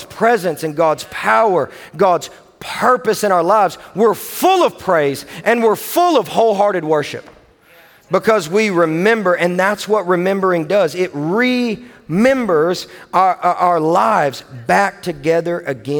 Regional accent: Owensboro, Kentucky, United States; I am from Owensboro, Kentucky

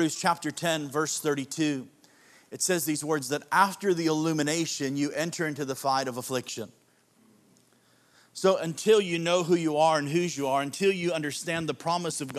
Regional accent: Chicago, Illinois, United States; moved away; I'm a suburbanite, but I grew up in Chicago

